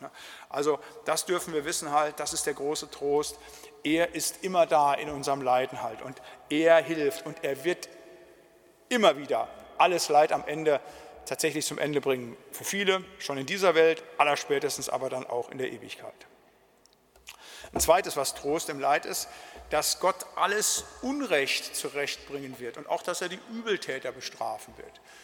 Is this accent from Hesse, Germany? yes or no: no; Siegerland, North Rhine-Westphalia, Germany; bei uns im Siegerland